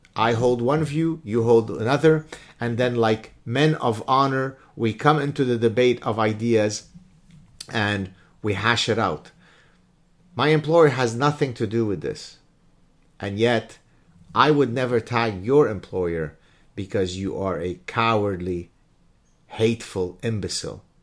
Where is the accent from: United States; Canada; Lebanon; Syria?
Lebanon; moved away; I'm a refugee from Lebanon